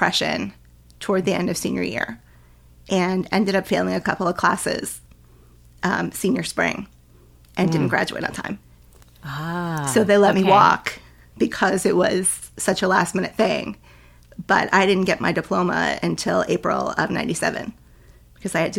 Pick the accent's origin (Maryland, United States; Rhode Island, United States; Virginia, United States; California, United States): Rhode Island, United States; moved away as an adult; also born or lived in New Hampshire; I'll just move back to Rhode Island. I'll move in with my mom.